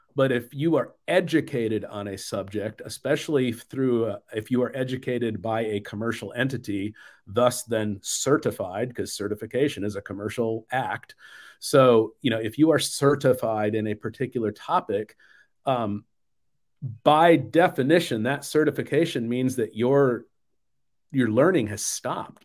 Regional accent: Phoenix, Arizona, United States; moved away; also born or lived in Nashville / Atlanta area / Southern California; I grew up in the Phoenix area

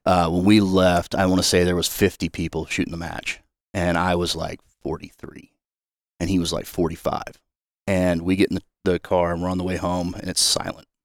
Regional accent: Excelsior Springs, Missouri, United States; I grew up in a small town outside of Kansas City called Excelsior Springs

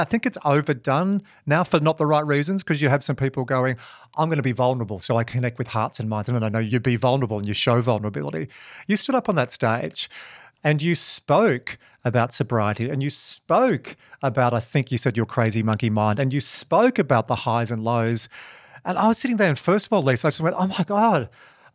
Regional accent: Dubbo, New South Wales, Australia; I'm from Dubbo

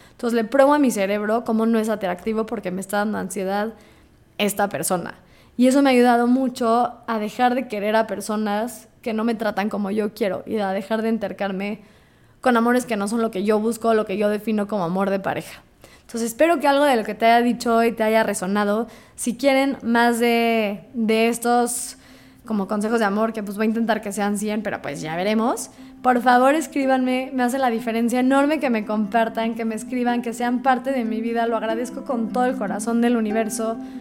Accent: Mexico; siendo judío mexicana

